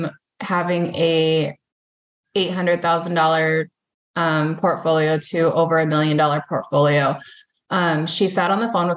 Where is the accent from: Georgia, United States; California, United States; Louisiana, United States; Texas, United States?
California, United States; Central; moved away as an adult; now in Sioux Falls, United States; I was born and raised in Central California, but I've been here for most of my adult life